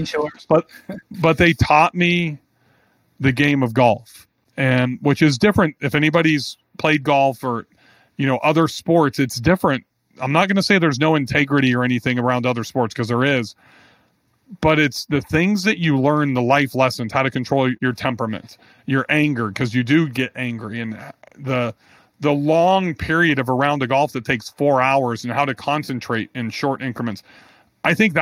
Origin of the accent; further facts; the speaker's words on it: Bakersfield, California, United States; moved away; I'm originally from Bakersfield, California